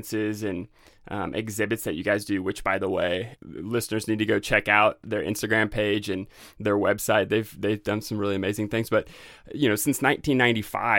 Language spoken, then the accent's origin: English; Northwest Arkansas, United States; I'm actually from Northwest Arkansas